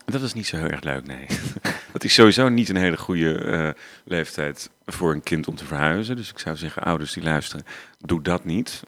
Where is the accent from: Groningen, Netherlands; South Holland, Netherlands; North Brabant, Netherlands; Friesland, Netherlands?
North Brabant, Netherlands; Waalwijk; also born or lived in Oirschot; Ik ben eigenlijk opgegroeid in Waalwijk. Dat is niet zo heel ver vandaan, dus Brabant ook